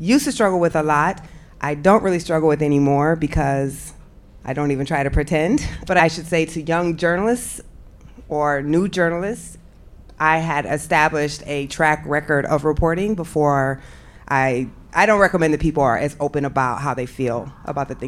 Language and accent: English; Iowa, United States; I'm from Iowa, but any place where there's a significant number of black people, somehow they managed to segregate us. So I lived on the black side of town